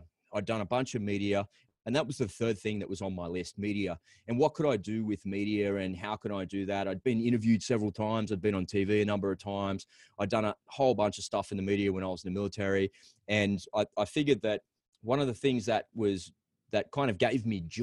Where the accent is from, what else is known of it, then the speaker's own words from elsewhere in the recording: Australia; accent: Aussie; It's my Aussie accent